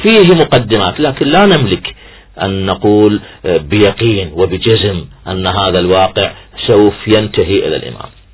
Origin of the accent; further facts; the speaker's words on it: Iraq; إحنا كعراقيين